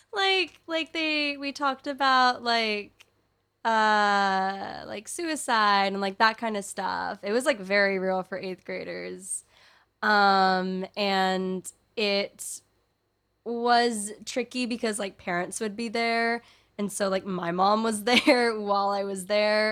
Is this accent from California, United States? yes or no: yes; California, United States; speaking as a Californian